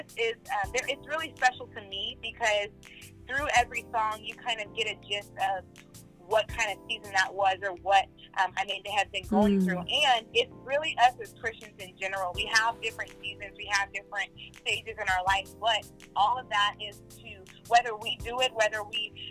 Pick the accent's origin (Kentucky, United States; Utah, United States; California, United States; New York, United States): California, United States; Oakland; moved away as an adult; also born or lived in Brentwood; when I got out of high school and I graduated, I moved to Brentwood and from Oakland